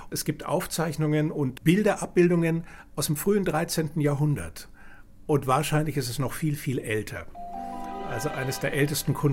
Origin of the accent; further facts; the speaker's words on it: Nuremberg, Bavaria, Germany; born there; ich bin 54 Jahre alt, geboren in Nürnberg und bin Zauberkünstler.